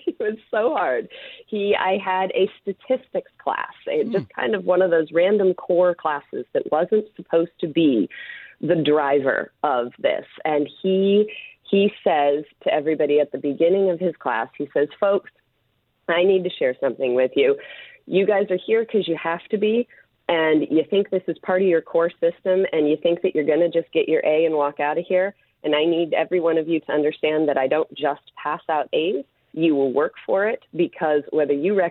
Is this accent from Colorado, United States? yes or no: yes; Colorado, United States; I grew up in Colorado, and my dad was a criminal defense attorney